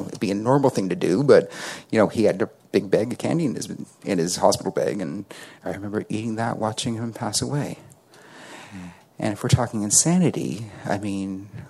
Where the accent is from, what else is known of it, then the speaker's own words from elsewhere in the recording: Toronto, Ontario, Canada; I'm from Toronto, Canada